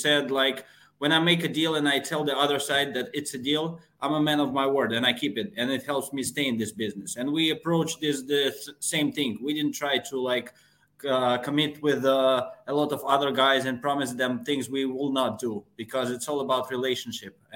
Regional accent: Moscow, Russia; I'm from Moscow, Russia.

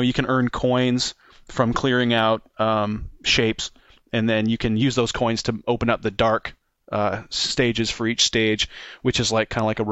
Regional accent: Canada; I'm from Canada

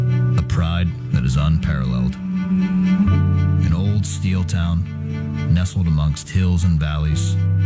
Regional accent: Pittsburgh, Pennsylvania, United States; I'm from Pittsburgh

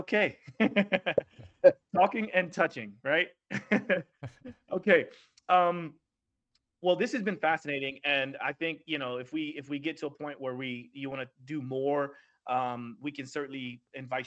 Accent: Oklahoma, United States; now in New York City, United States; I live in New York City, obviously, and I don't drive as much as I used to because I'm from Oklahoma

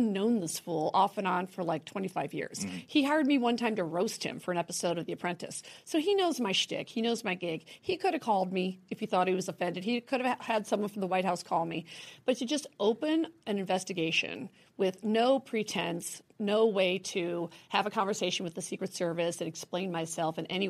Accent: United States; accent: American; my American accent

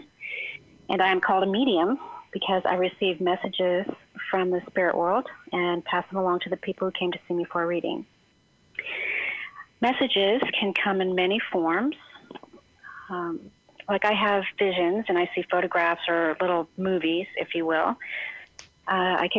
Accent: California, United States; I grew up in California

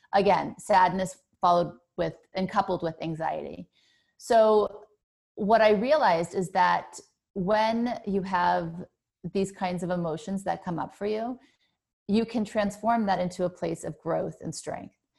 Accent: Thibodaux, Louisiana, United States; also born or lived in New Orleans, Louisiana; I was born in Thibodeau, Louisiana

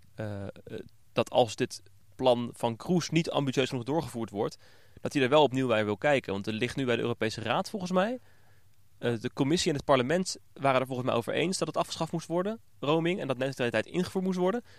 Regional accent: Netherlands; ons Nederlanders

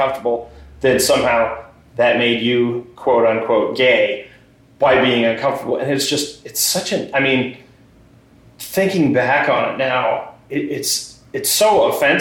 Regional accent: Exeter, New Hampshire, United States; I grew up on the seacoast. I'm from Exeter originally

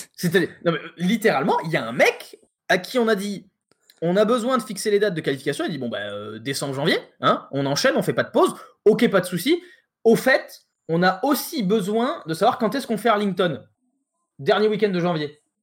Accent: France; on est français

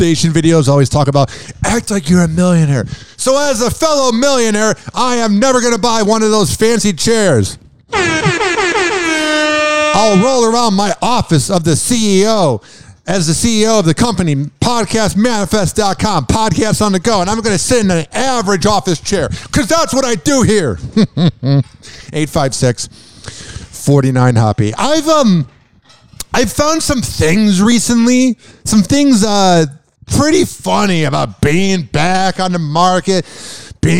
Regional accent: Chicago, Illinois, United States; I'm from Chicago

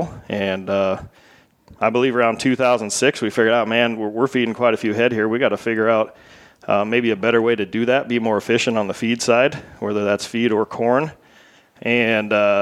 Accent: Southwest Iowa, United States; from Southwest Iowa

